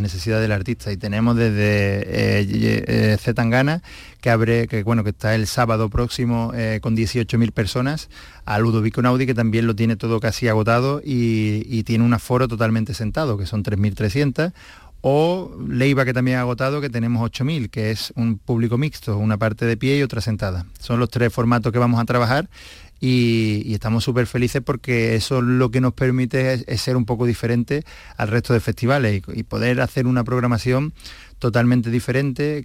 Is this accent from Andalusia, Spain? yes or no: yes; Seville, Andalusia, Spain; yo soy sevillano, eh, conozco la idiosincrasia de esta ciudad